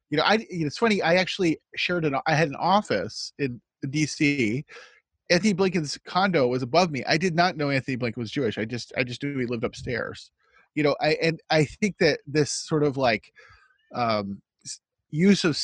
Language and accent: English; United States; also born or lived in Toronto / Newfoundland; now in Canada; as an American